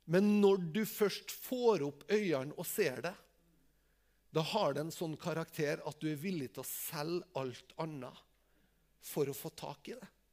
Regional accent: Tingvoll, Møre og Romsdal, Norway; Jeg er jo bare fra Tingvoll

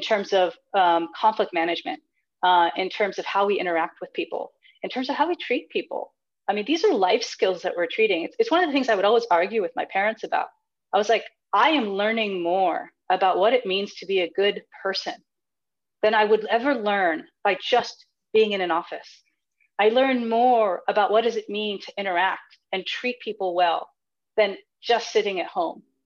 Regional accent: United States; I was born here in the United States. And and though we were here in the United States, I have grown up in a rather traditional household

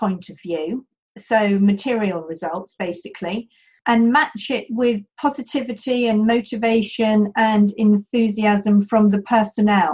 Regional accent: United Kingdom; now in France; as a Brit

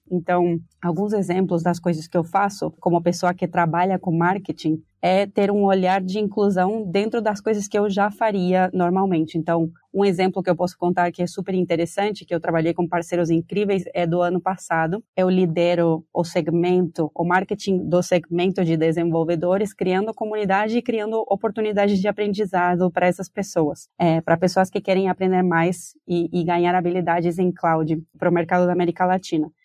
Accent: Argentina; Portuguese is a second language; moved away as an adult; now in Brazil; se vocês estão sentindo um sotaque, é porque eu sou argentina, moro no Brasil faz mais ou menos cinco anos

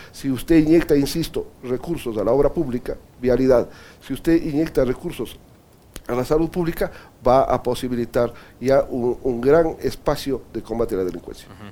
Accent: Ecuador

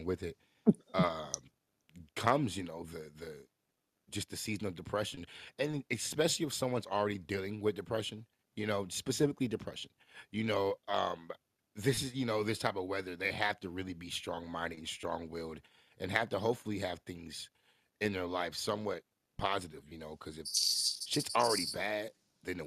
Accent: Midwest, United States; we're from the Midwest

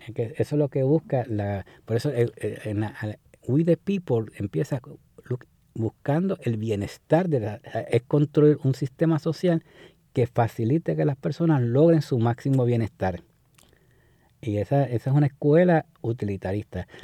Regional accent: Puerto Rico; como puertorriqueños

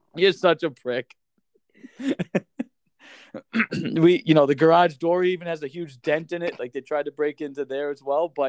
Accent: Boston, Massachusetts, United States; moved away as an adult; now in North Dakota, United States; growing up in Massachusetts

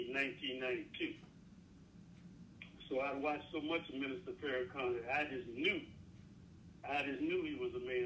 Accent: Jasper County, South Carolina, United States; I grew up in Jasper County, Kilman area

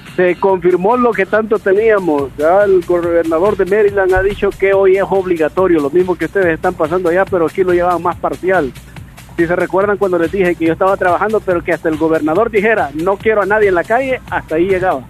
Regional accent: El Salvador; como buen salvadoreño, somos así

